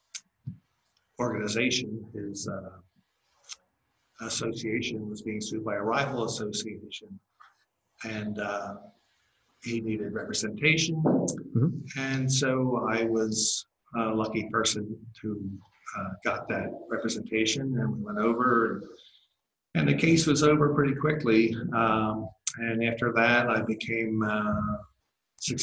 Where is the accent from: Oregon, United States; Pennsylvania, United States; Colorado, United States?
Pennsylvania, United States; Philadelphia; I'm born and raised Philadelphian. You can probably tell that by my accent.